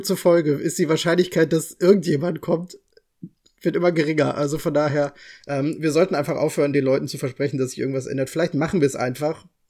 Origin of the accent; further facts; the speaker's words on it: Bochum, North Rhine-Westphalia, Germany; ich komme aus Bochum